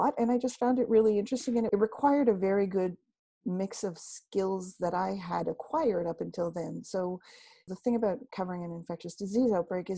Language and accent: English; Canada; moved away; also born or lived in Toronto; I am from Canada, and I've been a reporter for about 40 years